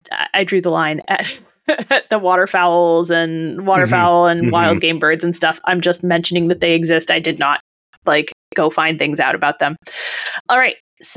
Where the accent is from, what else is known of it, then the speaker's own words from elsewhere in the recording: United States; So, you know, my home state.